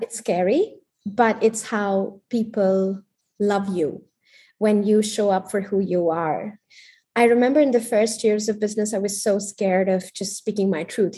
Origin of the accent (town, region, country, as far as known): India; born or raised there; moved away as an adult; also born or lived in Paris